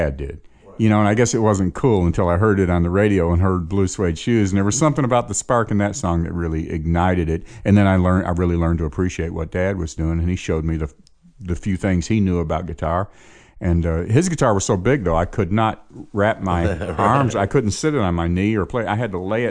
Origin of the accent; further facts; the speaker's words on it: Chicago, Illinois, United States; I grew up in Chicago.